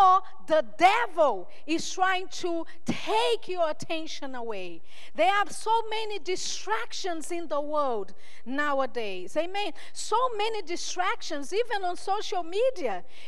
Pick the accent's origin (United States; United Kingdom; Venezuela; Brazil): Brazil; I'm from Brazil